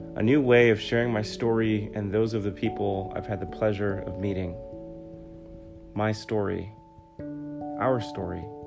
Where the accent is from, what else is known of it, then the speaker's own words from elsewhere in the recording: New York City, New York, United States; I was born and raised in the Bronx, New York, and raised by a single mother